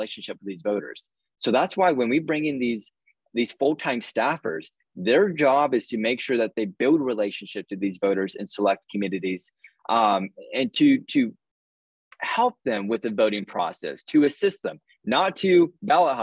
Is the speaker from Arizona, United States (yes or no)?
yes; Arizona, United States; I'm a fourth-generation Arizonan